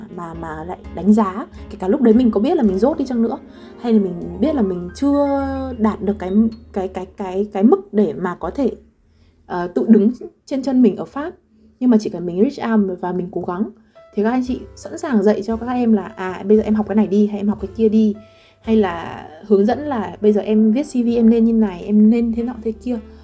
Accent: Vietnam; moved away as an adult; also born or lived in Lyon, France; now in Paris, France; mình là người Việt đấy mình nói tiếng Việt

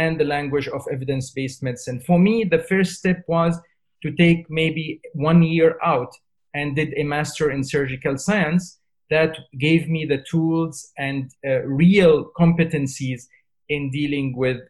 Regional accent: Syria; moved away as an adult; now in United Kingdom; I come from Syria. So when I was a doctor trainee in Syria, when I left Syria and I came to the UK

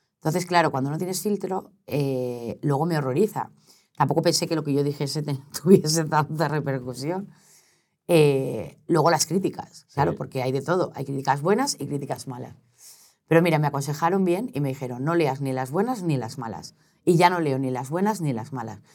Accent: Valencia, Valencian Community, Spain; also born or lived in Sueca; now in Madrid, Spain; Es que los valencianos somos un poco así, ¿eh? soy valenciana

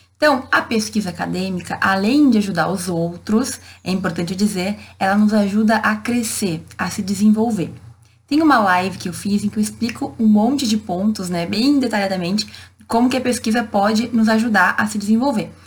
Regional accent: Santa Maria, Rio Grande do Sul, Brazil; Eu sou de Santa Maria, no interior do estado

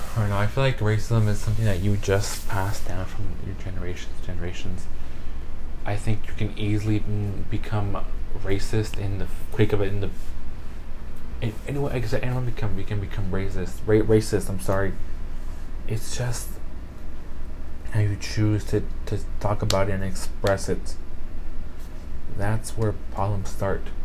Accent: United States; I, my ass was born in America. I am an American citizen

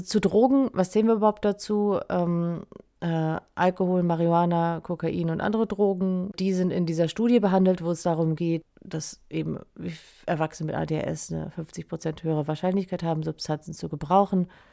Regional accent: Schleswig-Holstein, Germany; now in Lüneburg, Germany; ich bin ursprünglich aus Schleswig-Holstein und sitz jetzt ja in Lüneburg

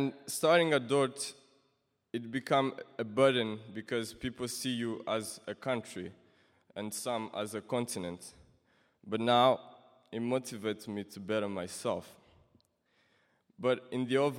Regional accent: Kigali, Rwanda; moved away as an adult; now in Sioux Center, United States; from Rwanda, Kigali.

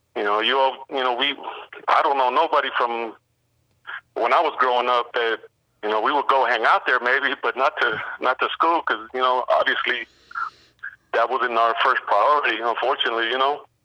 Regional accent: Berkeley, California, United States; I grew up in West Berkeley

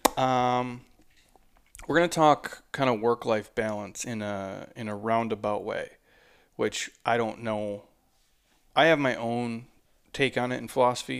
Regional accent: Midwest, United States; I'm from the Midwest

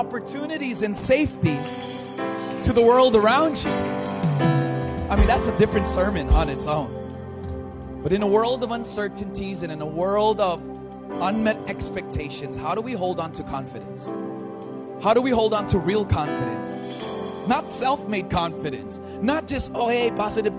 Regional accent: Los Angeles, California, United States; moved away as an adult; now in Philippines; Even though I'm Filipino, I was born and raised in LA.

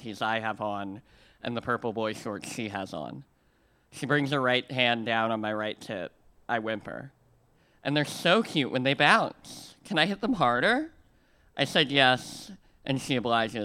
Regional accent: Missouri, United States; I come from a land of rivers. In Missouri, the only lakes are man-made

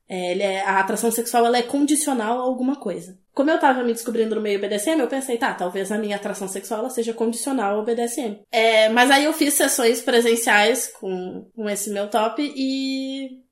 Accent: below Lagoa dos Patos, south of Rio Grande do Sul, Brazil; Eu sou do sul do Rio Grande do Sul

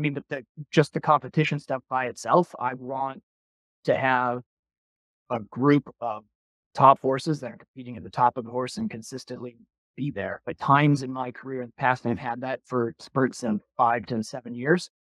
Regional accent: Milwaukee, Wisconsin, United States; growing up in Milwaukee, Wisconsin

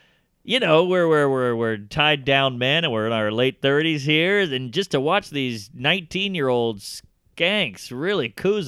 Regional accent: New Orleans, Louisiana, United States; I'm from New Orleans, which is also a sinful place

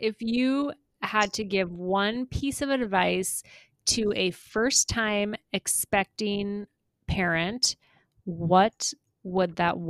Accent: Pierre, South Dakota, United States; I grew up in Pierre and graduated high school there

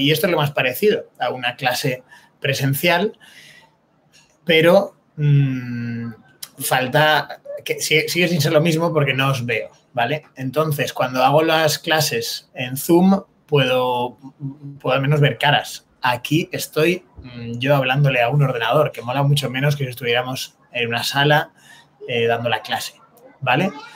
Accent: Spain; para ser español

